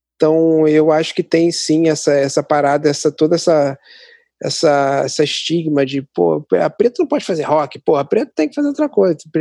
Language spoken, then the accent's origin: Portuguese; Nova Iguaçu, Rio de Janeiro, Brazil; also born or lived in Mesquita; como eu sou aqui de Nova Iguaçu e moro perto de Mesquita